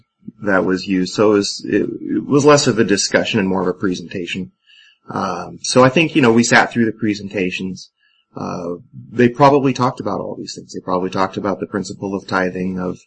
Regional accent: Port Orchard, Washington, United States; growing up in Port Orchard, I was, Mormons were a minority out there.

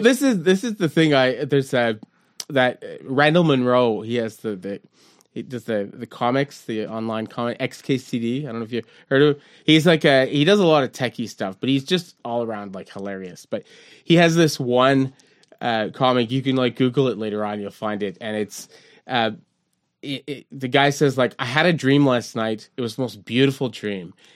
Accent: Montreal, Quebec, Canada; we grew up in Verdun and the point

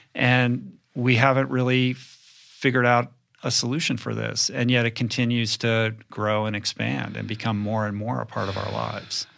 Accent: Bethesda, Maryland, United States; also born or lived in Grosse Pointe, Michigan; I grew up in Bethesda

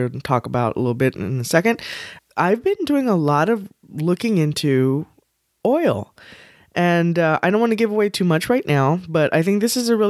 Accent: Texas, United States; We're from Texas, we know.

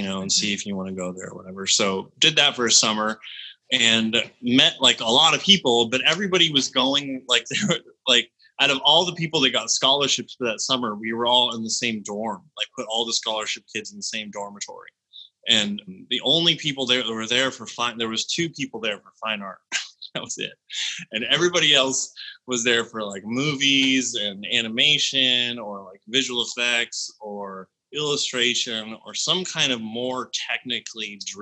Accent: Berkeley, California, United States; I was born in Berkeley. I sort of had like a kind of a weird early upbringing. My parents met at like a Buddhist colony in Berkeley

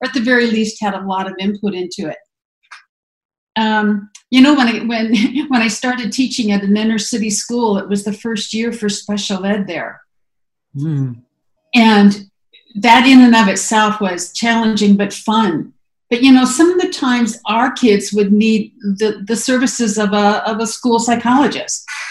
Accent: Grand Island, Nebraska, United States; moved away as an adult; also born or lived in Joliet, Illinois / Arizona; I grew up in Grand Island, Nebraska

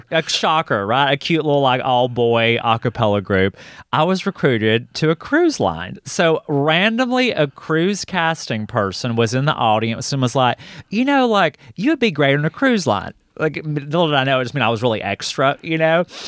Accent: Hokes Bluff, Alabama, United States; moved away as an adult; now in Atlanta, United States; itchy to get out of Hokesbluff, Alabama

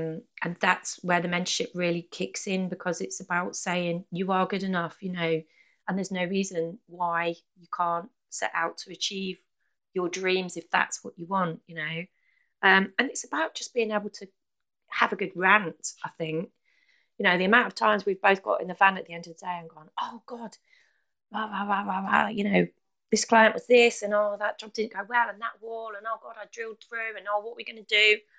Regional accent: United Kingdom; I think we have this thing in being British, don't we, where it's not really the done thing to ask for help or directions, you know.

